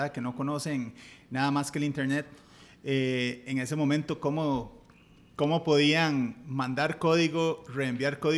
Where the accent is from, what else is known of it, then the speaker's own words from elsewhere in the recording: Liberia, Guanacaste, Costa Rica; moved away as an adult; also born or lived in Silicon Valley; Somos de, somos de Liberia, así es. De Liberia.